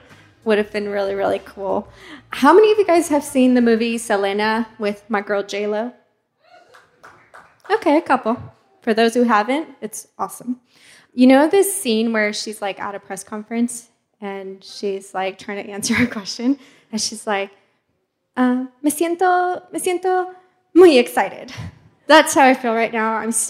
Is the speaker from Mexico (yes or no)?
yes; Mexico; born there; first language Spanish; English is a second language; moved away; You know, I was born in Mexico, so my first language is Spanish, but my mom moved away, so now I don't really speak Spanish, so when I do, it feels really weird.